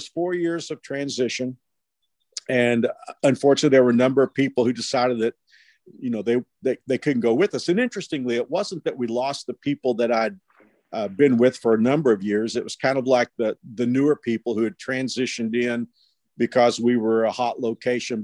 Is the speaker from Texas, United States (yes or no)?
yes; Fort Worth, Texas, United States; moved away as an adult; also born or lived in Houston, Texas; now in Wichita, United States; I grew up in Fort Worth